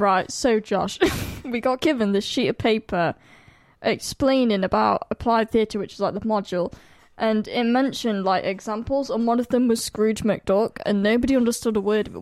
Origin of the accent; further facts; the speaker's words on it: United Kingdom; I'm from the Midlands and I say cow